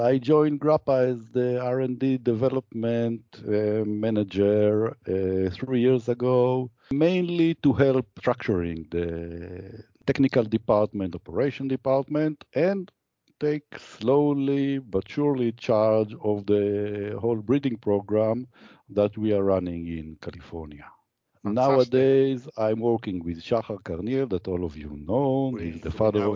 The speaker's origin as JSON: {"language": "English", "country": "Israel", "second_language": "English", "said": "I come from Israel"}